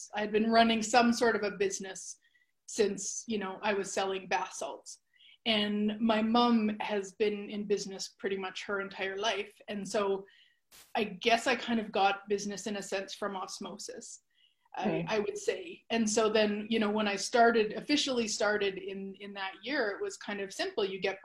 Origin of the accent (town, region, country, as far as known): Canada; born or raised there